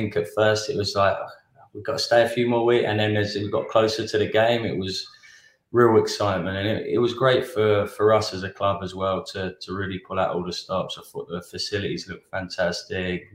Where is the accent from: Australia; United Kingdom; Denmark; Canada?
United Kingdom; England; now in United States; growing up in England, Welsh international